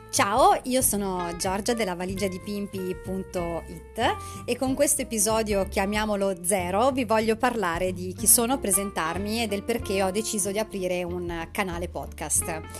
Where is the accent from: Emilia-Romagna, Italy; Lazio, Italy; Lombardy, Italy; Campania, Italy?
Emilia-Romagna, Italy; alla mia terra, quindi alla, alla Romagna